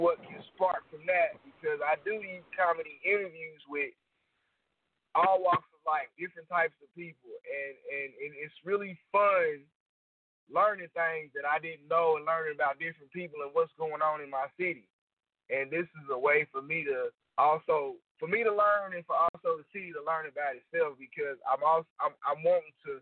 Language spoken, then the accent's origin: English; Oklahoma City, Oklahoma, United States; I've lived here my whole life